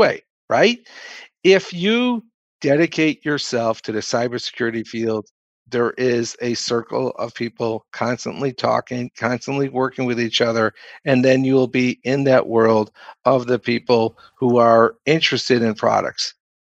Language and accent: English; Austin, Texas, United States; growing up in Austin, the 80s and the 90s, went to school down there and then stayed and programmed for 10 years